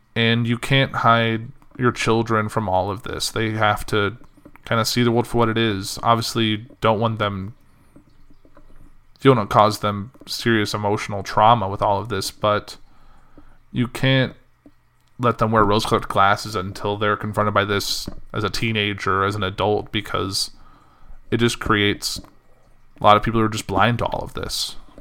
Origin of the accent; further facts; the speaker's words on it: Central Illinois, United States; moved away; I left Central Illinois on Sunday to kinda come back up here